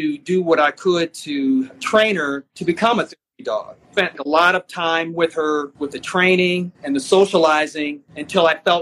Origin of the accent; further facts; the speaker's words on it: Michigan, United States; We're from Michigan.